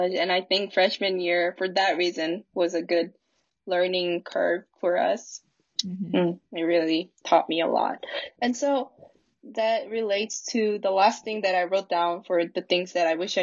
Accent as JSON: {"language": "English", "country": "South Korea", "moved": "as an adult", "said": "I was from Korea"}